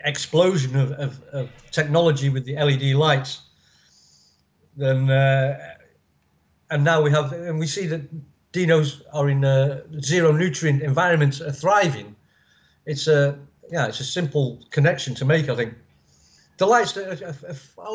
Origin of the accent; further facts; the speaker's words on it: England, United Kingdom; I'm English, so I'm basically milk bottle white